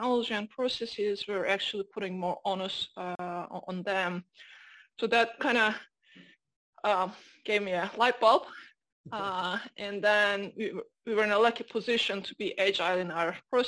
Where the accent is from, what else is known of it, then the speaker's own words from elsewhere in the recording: Turkey; moved away as an adult; also born or lived in London, United Kingdom; now in United States; I'm Turkish American, Turkish by birth, American by marriage